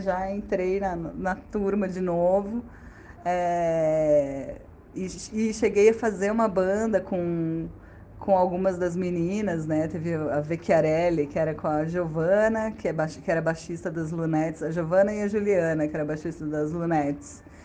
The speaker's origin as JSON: {"language": "Portuguese", "town": "Campinas", "region": "São Paulo", "country": "Brazil", "also_born_or_lived": "Porto Alegre / Curitiba", "moved": "yes", "lives_now": "Brasília, Brazil", "said": "voltei para casa dos meus pais lá em Campinas"}